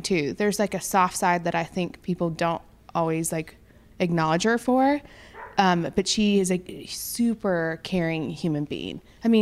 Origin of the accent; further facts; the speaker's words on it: Nashville, Tennessee, United States; I grew up in Nashville